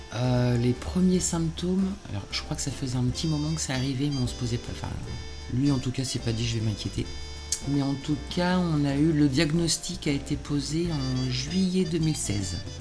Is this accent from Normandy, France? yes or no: yes; Normandy, France; now in Le Tourne, France; je suis normande alors. Euh, je suis pas ni bordelaise ni girondine